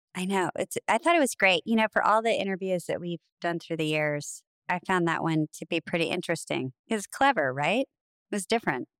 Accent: Nebraska, United States; I'm from Nebraska

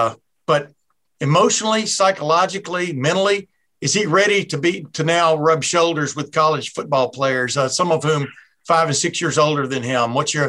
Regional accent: Lufkin, Texas, United States; moved away as an adult; also born or lived in Alabama; now in Ohio, United States; I grew up in Lufkin and moved to Ohio in 1976.

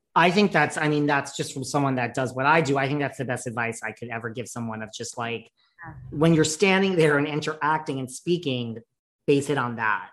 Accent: New York, United States; I'm from New York

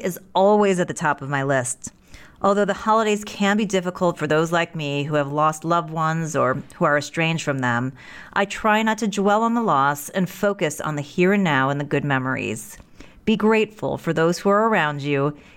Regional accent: United States; it is an incredible privilege to be an American

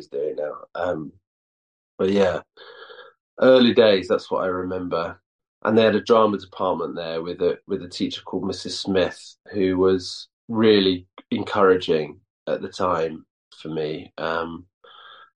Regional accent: Llandrindod Wells, Wales, United Kingdom; also born or lived in Aberystwyth, Wales / Cardiff, Wales; I was born in Aberystwyth, but I grew up in Llandrindod, Wales, which is this really small town of like 2,000 people.

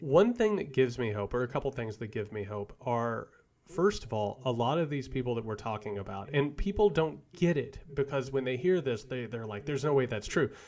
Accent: rural Indiana, United States; I grew up in a dirt poor family in rural Indiana

